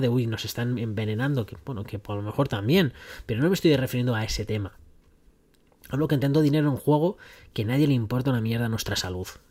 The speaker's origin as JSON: {"language": "Spanish", "country": "Spain", "moved": "as an adult", "said": "soy un español que está viviendo ahora pues en un país extranjero"}